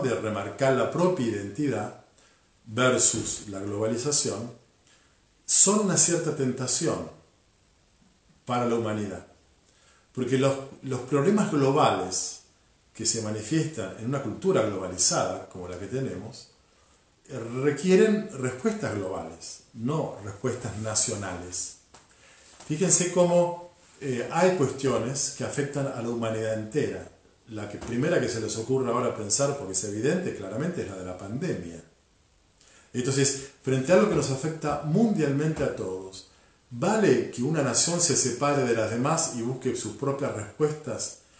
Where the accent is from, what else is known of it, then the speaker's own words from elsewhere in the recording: Argentina; somos todos argentinos y vivimos en el mismo territorio